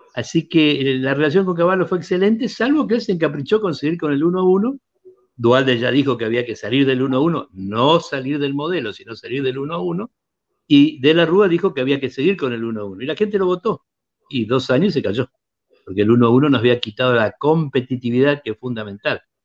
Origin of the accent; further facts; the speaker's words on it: Apóstoles, Misiones, Argentina; la Juventud Peronista en mi pueblo, en Apóstoles